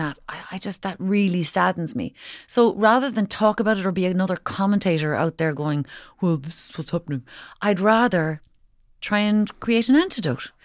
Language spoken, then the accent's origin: English; Kinsale, Munster, Ireland; I was from, I'm from Kinsale